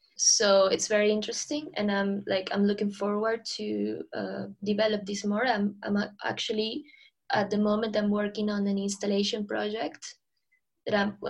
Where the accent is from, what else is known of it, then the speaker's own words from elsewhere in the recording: Lima, Peru; moved away as an adult; now in London, United Kingdom; I'm originally from Lima